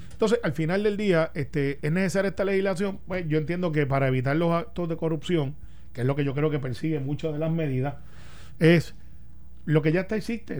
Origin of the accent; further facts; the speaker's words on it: Guaynabo, Puerto Rico; yo soy de Guainabo